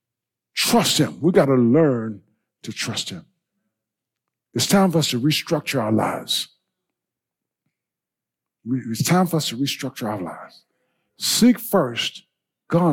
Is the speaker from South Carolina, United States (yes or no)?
yes; Blair, South Carolina, United States; I grew up in Blair, South Carolina.